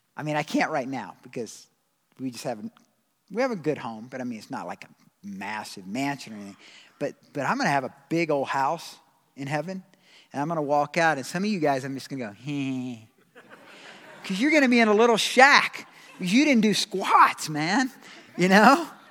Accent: Georgia, United States; I'm from Georgia

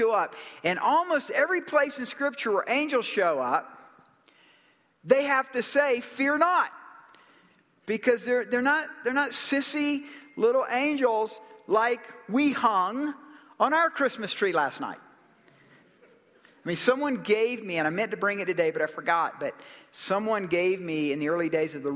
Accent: Decatur, Georgia, United States; I'm from Georgia, you know, and you can catch that little accent there. And I was born in Decatur, Georgia

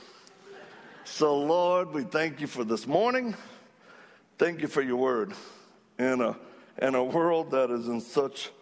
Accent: Cajun, Louisiana, United States; I'm Cajun.

